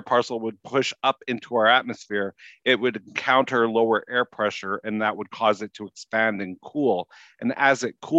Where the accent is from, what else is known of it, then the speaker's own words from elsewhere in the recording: Winnipeg, Manitoba, Canada; also born or lived in Louisiana; now in Minneapolis–St. Paul, United States; I grew up in Winnipeg